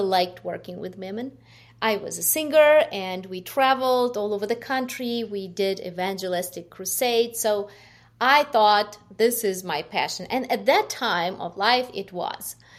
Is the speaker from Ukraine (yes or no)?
yes; Ukraine; English is a second language; moved away as an adult; I was born, uh, in Ukraine. You, you could hear, um, from my, judge from my accent. Uh, half of my life I lived in Ukraine